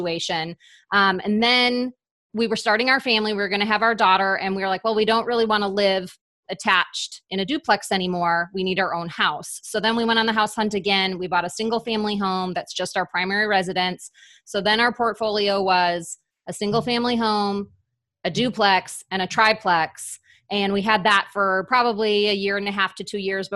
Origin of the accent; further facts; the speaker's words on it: Wisconsin, United States; my hometown in Wisconsin